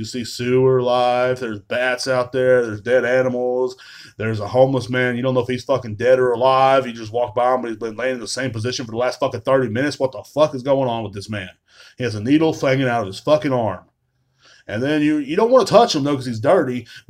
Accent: Texas, United States; Are you from Texas? I was like, yeah, I'm born and raised, man.

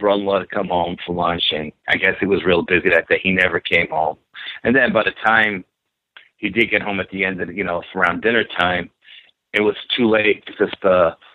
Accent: New York City, New York, United States; growing up in New York and in the city

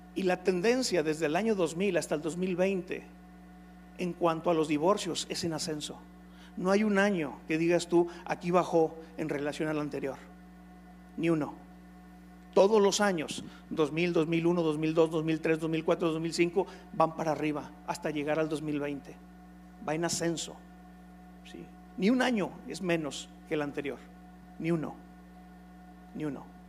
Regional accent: Nuevo León, Mexico; los nuevo leonenses, también somos de los primeros lugares

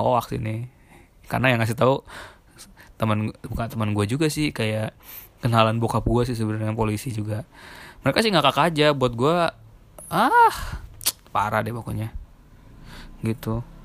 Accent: Jakarta, Indonesia; moved away; also born or lived in Surabaya; gua tinggal di Surabaya selama enam tahun. dari gua, gua lahir di Jakarta, cuma setelah itu gua di Surabaya

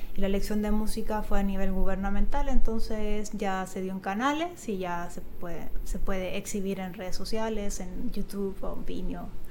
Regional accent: Chile; moved away as an adult; also born or lived in Italy (ancestry); now in Mexico; nací en Chile y mis abuelos pues son italianos

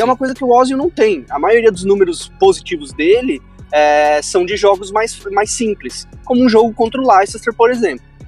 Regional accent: São Paulo, Brazil; eu moro em São Paulo, sou de São Paulo

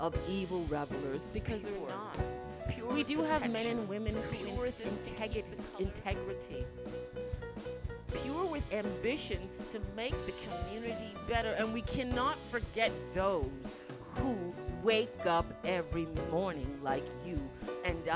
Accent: Toronto, Ontario, Canada; I grew up in Toronto

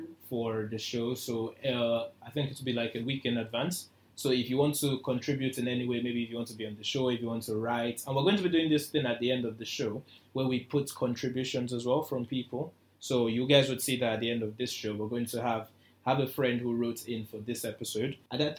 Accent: Nigeria; Being single as a Nigerian, like, especially as a guy.

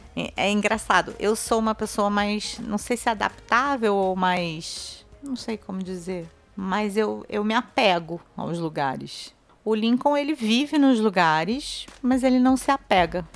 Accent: Rio de Janeiro, Brazil; eu tenho pertencimento, claro, da cidade que eu nasci. Eu amo o Rio de Janeiro

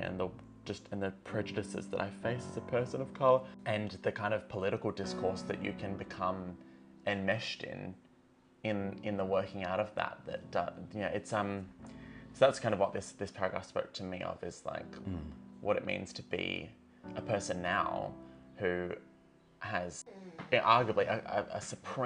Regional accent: Far North Queensland, Australia; now in South Australia, Australia; I grew up in Far North Queensland

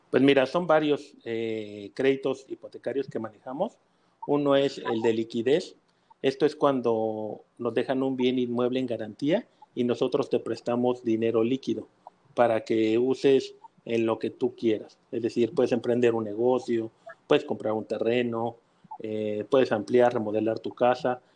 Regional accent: Mexico City, Mexico; now in Mérida, Mexico; yo soy eh, de la Ciudad de México ya tengo casi 40 años

